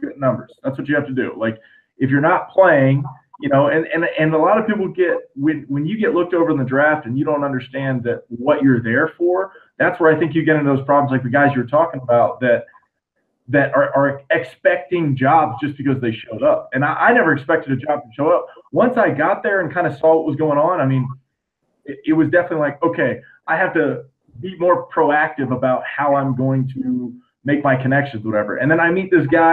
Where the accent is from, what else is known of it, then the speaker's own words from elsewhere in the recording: Florida, United States; I'm from the small town of Florida